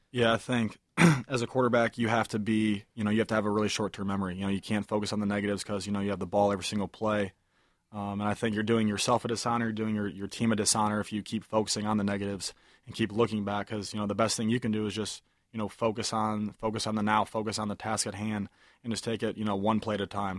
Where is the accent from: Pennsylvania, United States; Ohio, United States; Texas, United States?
Ohio, United States; moved away as an adult; I'm from Ohio. I'm not from Michigan